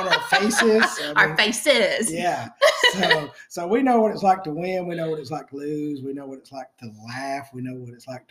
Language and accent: English; the South, United States; growing up in the South.